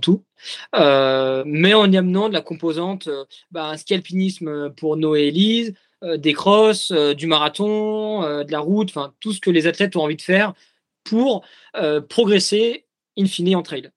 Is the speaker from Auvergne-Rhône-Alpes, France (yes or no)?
no; Jura, Bourgogne-Franche-Comté, France; now in Courchevel, France; je suis jurassien d'origine